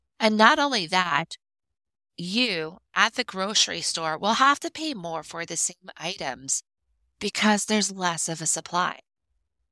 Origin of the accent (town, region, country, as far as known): United States